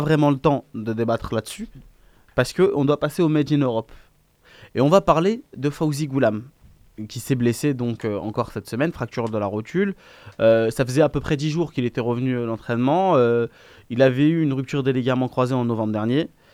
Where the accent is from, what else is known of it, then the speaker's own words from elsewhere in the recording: Biskra, Biskra Province, Algeria; c'est ma ville natale